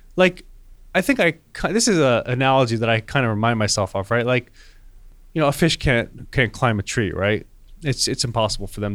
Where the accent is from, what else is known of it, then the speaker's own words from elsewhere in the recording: Wayne, New Jersey, United States; I grew up in Wayne, New Jersey